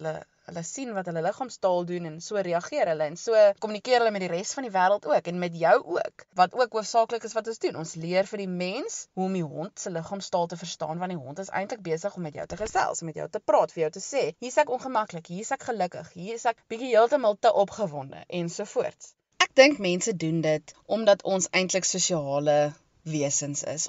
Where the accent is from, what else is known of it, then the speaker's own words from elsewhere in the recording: East London, Eastern Cape, South Africa; moved away as an adult; also born or lived in Stellenbosch; now in Melkbosstrand, South Africa; ek het grootgeword daar in die Oos-Kaap in Oos-London se area